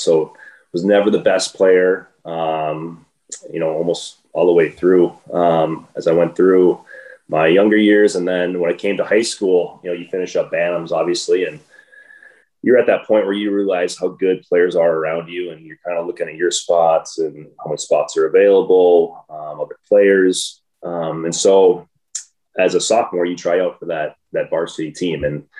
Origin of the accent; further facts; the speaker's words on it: Minnesota, United States; Sure. So growing up was great. I had a little lake behind my house. We'd always be out there skating all the time.